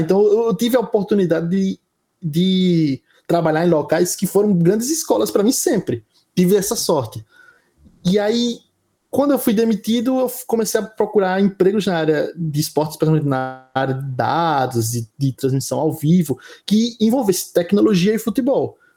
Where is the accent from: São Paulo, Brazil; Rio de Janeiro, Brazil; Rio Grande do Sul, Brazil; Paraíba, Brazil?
Paraíba, Brazil; João Pessoa; sou de João Pessoa, nascido e criado